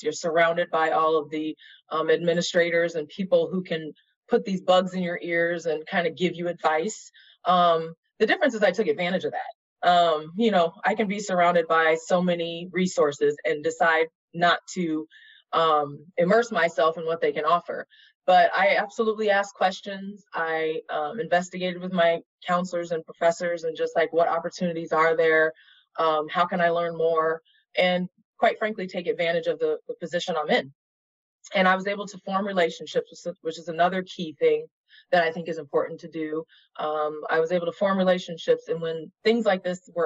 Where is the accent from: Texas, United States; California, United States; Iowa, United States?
Iowa, United States; Des Moines; moved away as an adult; also born or lived in Oregon; now in Chicago, United States; I grew up in Des Moines, Iowa